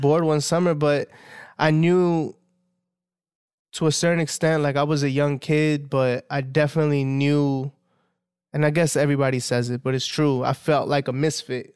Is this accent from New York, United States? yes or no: yes; New York City, New York, United States; I grew up in Southside, like in Williamsburg